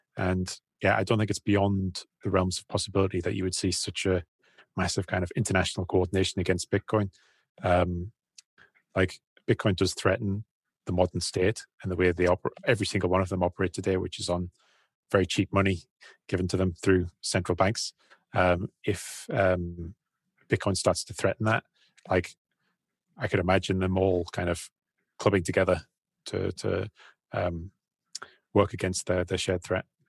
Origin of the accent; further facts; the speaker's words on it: United Kingdom; moved away as an adult; also born or lived in China; we're British guys